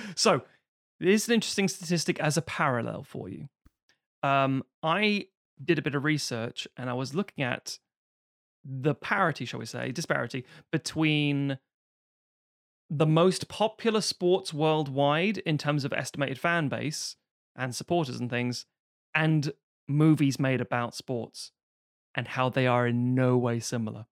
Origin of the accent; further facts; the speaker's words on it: London, United Kingdom; because I'm from Highbury, I'm an Arsenal fan